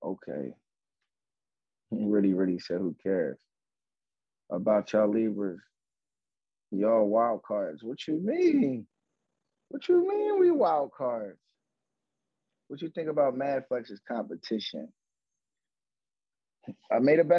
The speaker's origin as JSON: {"language": "English", "town": "Philadelphia", "region": "Pennsylvania", "country": "United States", "said": "I'm from Philly"}